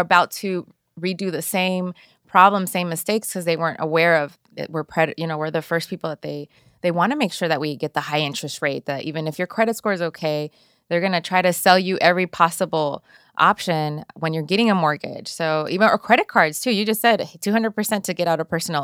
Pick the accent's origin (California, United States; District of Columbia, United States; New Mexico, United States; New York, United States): California, United States; Inglewood; also born or lived in El Salvador; I grew up in Inglewood, I, my parents were actually from El Salvador. I was born in El Salvador and raised here. I was l, less than a year old.